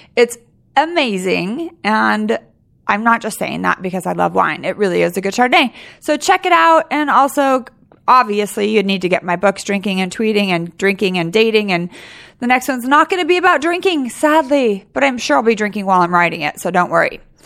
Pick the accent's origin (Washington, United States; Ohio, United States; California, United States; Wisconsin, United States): California, United States; Sacramento; I was raised in Sacramento